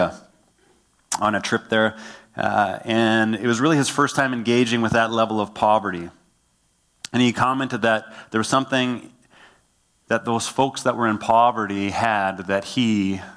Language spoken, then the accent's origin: English; Killarney, Manitoba, Canada; I grew up in a town called Killarney. I grew up on Broadway Avenue